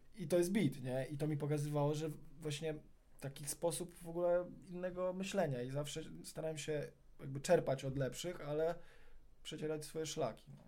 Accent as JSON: {"language": "Polish", "town": "Warsaw", "region": "Masovian Voivodeship", "country": "Poland", "tie": "born or raised there", "said": "na mojej ulicy, na której się wychowałem, ulicy Kajki w Aninie, w Wawrze"}